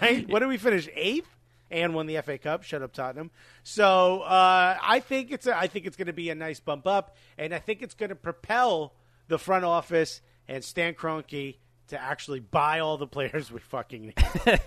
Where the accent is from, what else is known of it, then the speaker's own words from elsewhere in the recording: United States; we're American